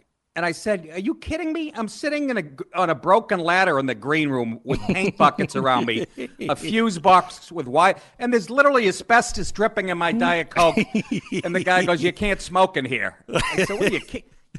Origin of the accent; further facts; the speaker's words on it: Boston, Massachusetts, United States; also born or lived in Maine / Los Angeles / New York; I grew up in Boston. I went to school, University of Maine, and then I've spent the last 25 years in L.A. and New York